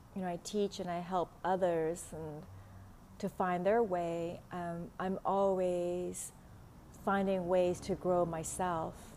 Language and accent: English; Vietnam; accent: Vietnamese; first language Vietnamese; English is a second language; now in Los Angeles, United States; English is not my first language